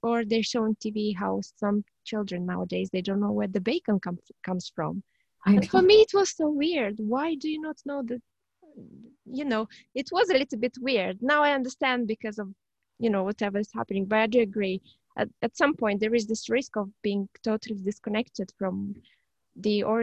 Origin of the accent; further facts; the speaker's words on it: Moldova; now in United Kingdom; when I was growing up in Moldova